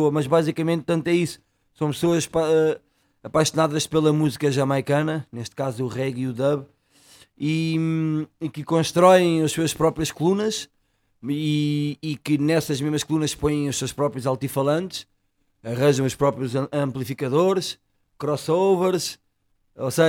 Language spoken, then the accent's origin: Portuguese; Alfragide, Lisbon, Portugal; Eu nasci em Lisboa, mas sempre morei